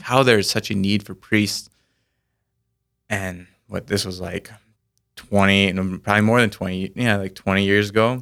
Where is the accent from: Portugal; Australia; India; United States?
United States; Orient, South Dakota; I grew up in the town of Orient